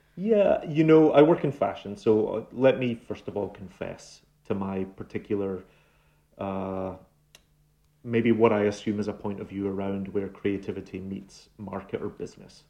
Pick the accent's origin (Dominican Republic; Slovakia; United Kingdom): United Kingdom; Glasgow, Scotland; moved away as an adult; now in New York, United States; my Glaswegian upbringing